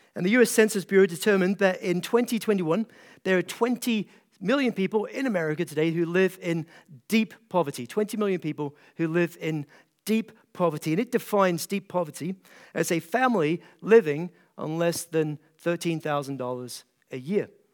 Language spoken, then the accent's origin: English; east coast of Scotland, United Kingdom; moved away as an adult; now in Kentucky, United States; I grew up in a small town in Scotland, off the east coast of Scotland, and, uh, now pastor in a small town in Kentucky